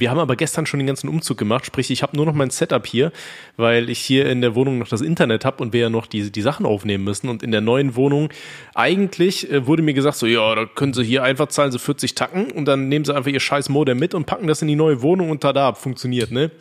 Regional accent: North Rhine-Westphalia, Germany; ich komme ja aus NRW

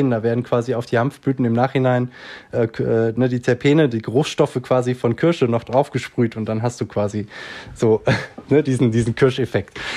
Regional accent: Switzerland; Bei uns in der Schweiz ist es ja so, dass jetzt kürzlich tatsächlich die ersten Schritte zu äh, Freizeitcannabis eben auch noch äh, ähm, gemacht wurden.

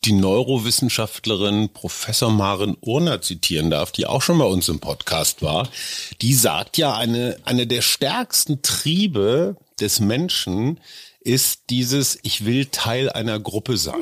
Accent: Münster, North Rhine-Westphalia, Germany; also born or lived in Lower Saxony; now in Berlin, Germany; ich bin in Münster aufgewachsen, die Wurzeln sind in Niedersachsen, ich lebe seit einem Vierteljahrhundert in Berlin.

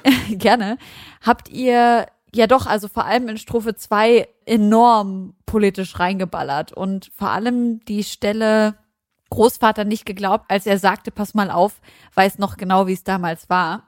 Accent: Germany; als Deutsche mit Nazi-Hintergrund

